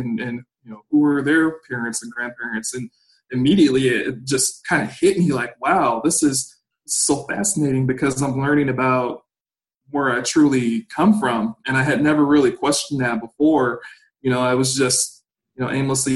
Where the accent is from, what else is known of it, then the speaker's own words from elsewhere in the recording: Gary, Indiana, United States; originally I'm from Gary, Indiana